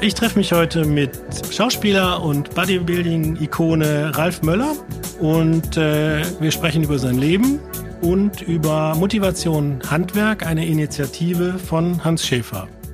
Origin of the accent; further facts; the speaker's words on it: Bergisches Land, North Rhine-Westphalia, Germany; ich komme ja aus dem Bergischen Land